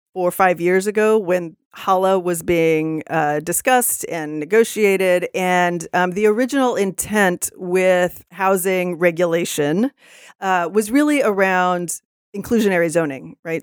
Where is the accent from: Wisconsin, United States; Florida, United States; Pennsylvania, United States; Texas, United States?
Texas, United States; now in Seattle, United States; I'm from Texas originally.